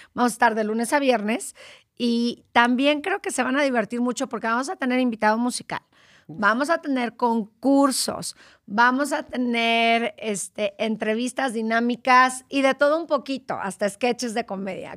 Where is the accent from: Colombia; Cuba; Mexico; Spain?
Mexico; Guerrero; Pues yo soy de Guerrero, no soy acapulqueña